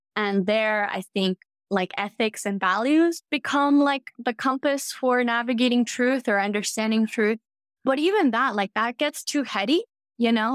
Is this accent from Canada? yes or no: no; Cuba; I'm from Cuba